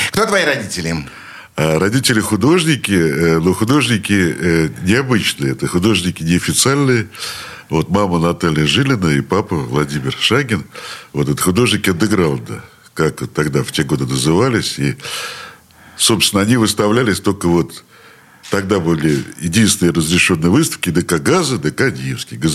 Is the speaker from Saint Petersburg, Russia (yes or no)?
yes; Saint Petersburg, Russia; Я родился на улице Маяковского э, в такой роддом, называется Снегиревка.